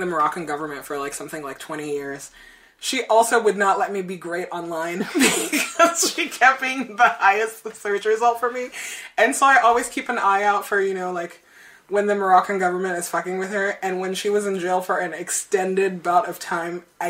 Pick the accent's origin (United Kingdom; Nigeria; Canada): Nigeria; moved away; When I was growing up in Nigeria